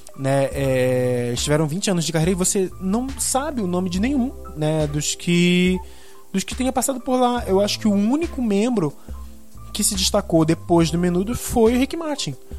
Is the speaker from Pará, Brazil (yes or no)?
yes; Belém, Pará, Brazil; eu sou aqui de Belém do Pará